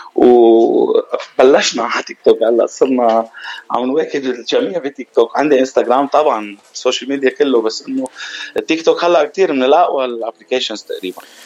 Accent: Ain el Kharroubeh, Mount Lebanon, Lebanon; now in Dubai, United Arab Emirates; انا ابن جبل لبنان

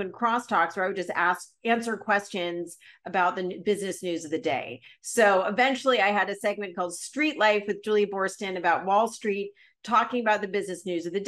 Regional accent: Los Angeles, California, United States; I grew up in Los Angeles

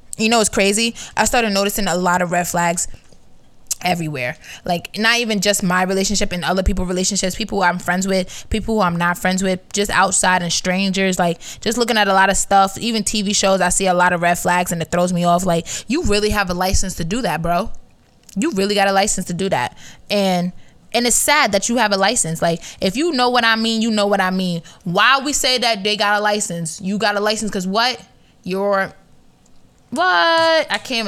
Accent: New York City, New York, United States; I'm from New York. Stop playing with me. New York City on top of that. Queens? Heavy on it

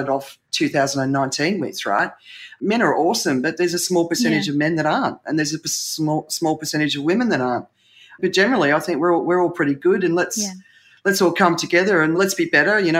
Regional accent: Australia; I grew up in Australia with the tall poppy syndrome

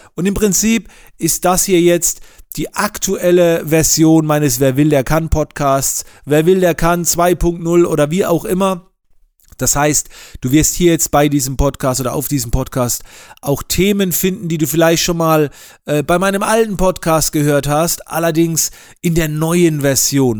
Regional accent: near Heidelberg, Mannheim, Baden-Württemberg, Germany; Ich komme aus der Nähe von Heidelberg, Mannheim und lebe dort mit meiner Familie.

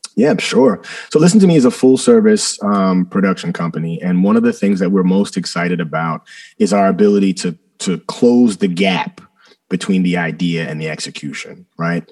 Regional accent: New Jersey, United States; also born or lived in Philadelphia; I was born right outside of Philadelphia. Uh, I was the kid in South Jersey that was eating cheesesteaks

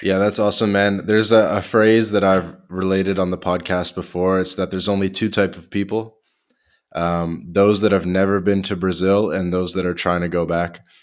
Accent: Canada; also born or lived in Montreal; I'm Canadian

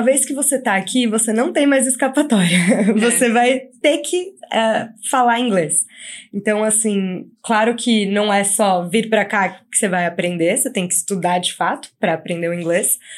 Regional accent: São Paulo, Brazil; moved away as an adult; now in Canada; sou de São Paulo

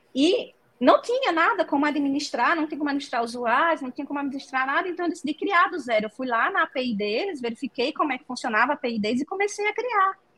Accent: Northeast Region, Brazil; accent: nordestino; moved away as an adult; also born or lived in João Pessoa, Brazil; now in Estonia; eu sou nordestina

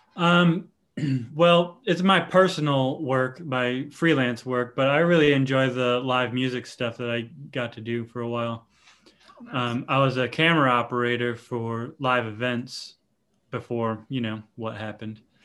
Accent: Dunedin, Florida, United States; I'm uh, Dunedin, Florida native

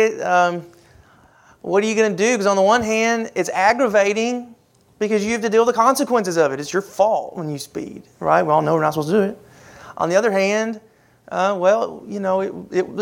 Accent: Louisville, Kentucky, United States; moved away; my hometown up in Louisville

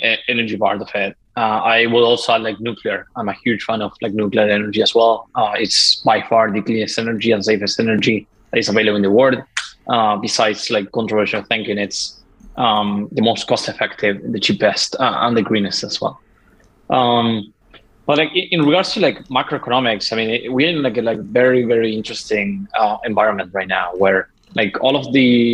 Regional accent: Uruguay; I'm from Uruguay, right? So like a small country in South America

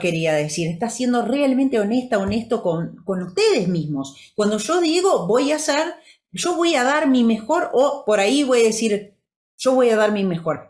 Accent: Brazil; first language Portuguese; Spanish is a second language; yo soy brasilera, mm, viví en Brasil, crecí en Brasil

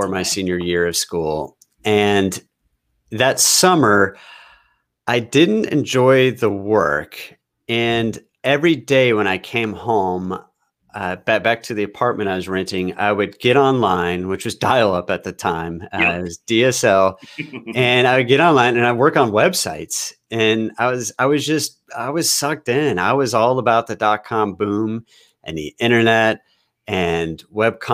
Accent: St. Louis, Missouri, United States; also born or lived in Houston, Texas / Austin, Texas; now in Seattle area, United States; I was technically, I was born in Houston, but I grew up in St. Louis.

